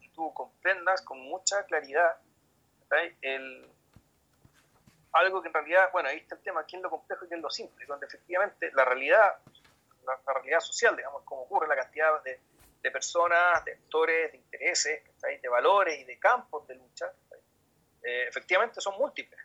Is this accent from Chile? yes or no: yes; Chile; como chileno